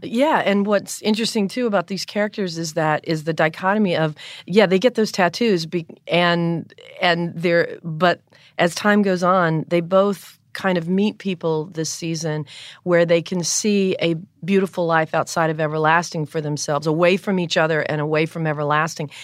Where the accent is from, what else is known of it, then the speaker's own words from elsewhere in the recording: North Carolina, United States; I'm from the South. I'm from North Carolina.